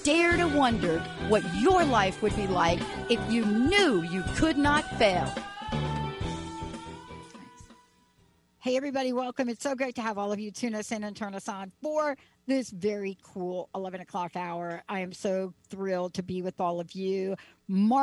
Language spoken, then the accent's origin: English; New York City, New York, United States; I grew up in the Bronx and in Joseph Maggio's garage